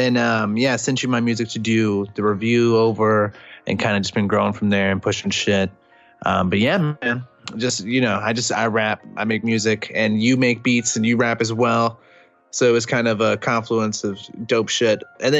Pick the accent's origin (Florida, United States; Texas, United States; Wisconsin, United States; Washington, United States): Texas, United States; Austin; I'm from Austin, Texas.